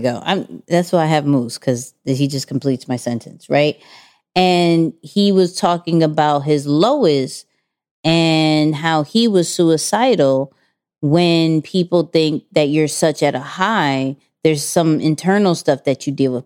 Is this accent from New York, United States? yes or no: yes; New York, United States; we're from New York